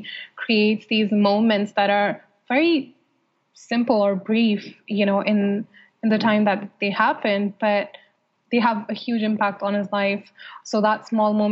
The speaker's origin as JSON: {"language": "English", "country": "Saudi Arabia", "tie": "born or raised there", "moved": "yes", "said": "growing up in Saudi Arabia"}